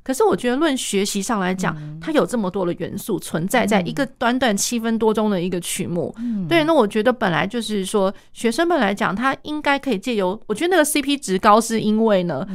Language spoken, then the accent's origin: Chinese; Taiwan; 像我们，我们台湾这边的话